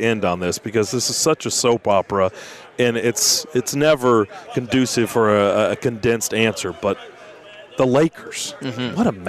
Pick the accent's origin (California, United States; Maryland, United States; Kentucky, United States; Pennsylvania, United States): Kentucky, United States; Lexington; I grew up in Lexington.